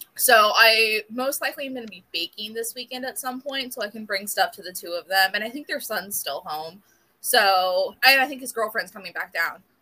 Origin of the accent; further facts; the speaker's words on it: South Florida, United States; born and raised in South Florida